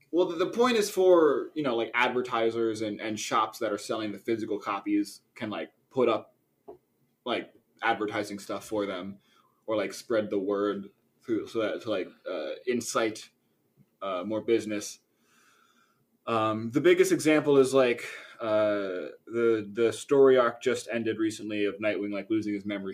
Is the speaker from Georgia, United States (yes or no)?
no; Philadelphia, Pennsylvania, United States; I am from the Philadelphia area.